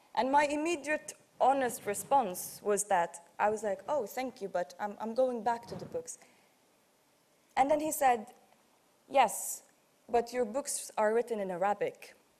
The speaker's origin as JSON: {"language": "English", "town": "Tripoli", "region": "Tripoli District", "country": "Libya", "tie": "born or raised there", "said": "I'm from Tripoli, the west"}